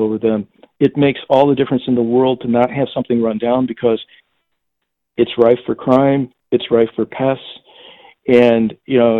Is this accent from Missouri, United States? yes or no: yes; St. Louis, Missouri, United States; St. Louis, which is my hometown